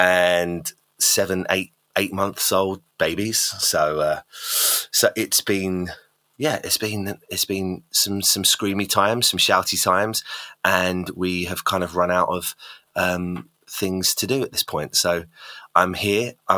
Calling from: Goudhurst, South East England, United Kingdom; No, I'm in London. I'm just below London in a little town called Goudhurst, which is basically just below London. So sunny old UK.

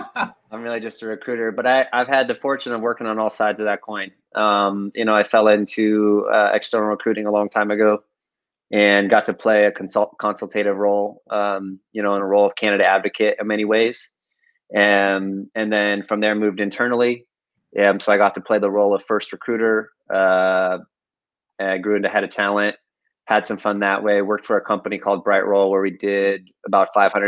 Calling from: San Francisco, California, United States; today I'm right in the center of San Francisco, Hayes Valley. Hayes Valley.

